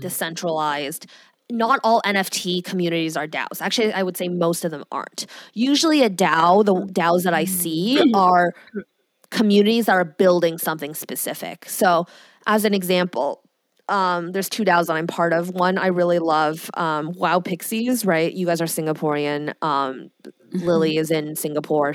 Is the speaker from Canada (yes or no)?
yes; Canada; I'm Canadian.